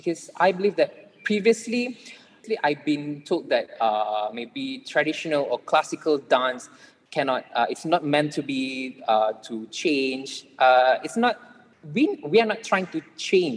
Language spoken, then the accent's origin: English; Malaysia; we as Malaysian